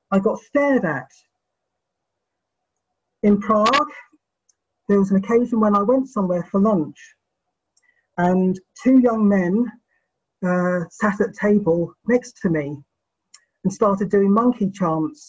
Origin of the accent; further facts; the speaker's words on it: Luton, East of England, United Kingdom; I was born in 1965 in Luton, Bedfordshire, England